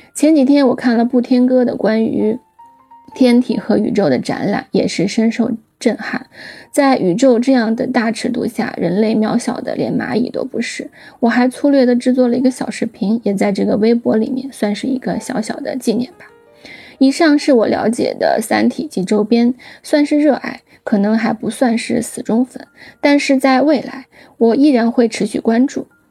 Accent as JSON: {"language": "Chinese", "region": "Shaanxi", "country": "China", "said": "由于我是陕西人"}